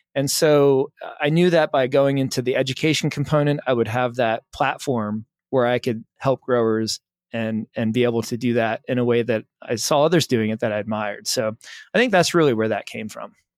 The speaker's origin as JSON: {"language": "English", "area": "the Poconos", "region": "Pennsylvania", "country": "United States", "said": "I'm from Pennsylvania, from the Poconos"}